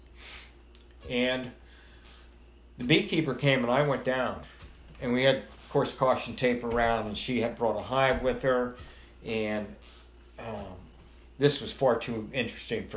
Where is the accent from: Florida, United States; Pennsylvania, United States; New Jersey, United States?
Pennsylvania, United States; Carlisle; also born or lived in North Carolina; I was born and raised in Carlisle.